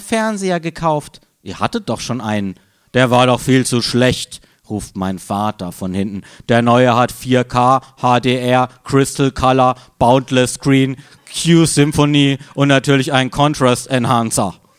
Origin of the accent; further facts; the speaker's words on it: Freiburg, Baden-Württemberg, Germany; moved away; meiner Heimatstadt Freiburg